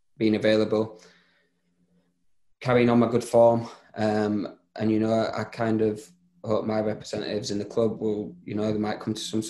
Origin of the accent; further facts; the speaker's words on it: Leeds, Yorkshire and the Humber, United Kingdom; moved away as an adult; now in Bristol, United Kingdom; I am from Leeds